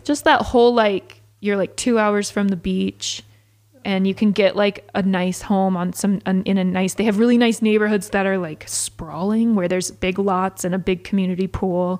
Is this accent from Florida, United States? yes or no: no; Georgia, United States; now in St. George, United States; growing up in Georgia